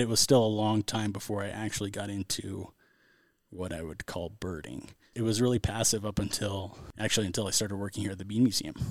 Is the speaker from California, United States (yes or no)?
yes; Central California, United States; I grew up in Central California